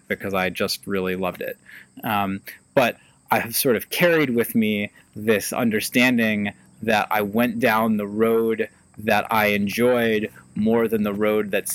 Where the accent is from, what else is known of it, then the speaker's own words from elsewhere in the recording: Ithaca, New York, United States; I grew up in Ithaca